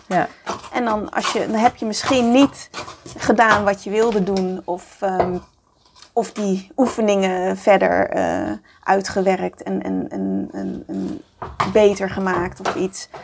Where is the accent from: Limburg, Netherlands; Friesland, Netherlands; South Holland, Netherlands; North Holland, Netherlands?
North Holland, Netherlands; Amsterdam; ik kom uit Amsterdam, daar ben ik geboren